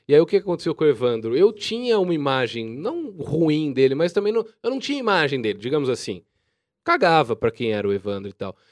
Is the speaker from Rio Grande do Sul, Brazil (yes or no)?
no; Jaú, São Paulo, Brazil; Eu sou de Jaú